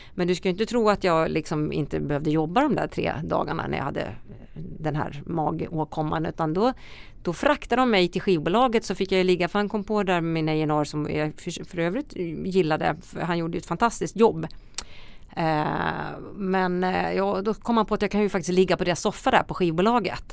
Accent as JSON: {"language": "Swedish", "town": "Västerås", "region": "Västmanland", "country": "Sweden", "said": "där kommer jag ifrån Västerås"}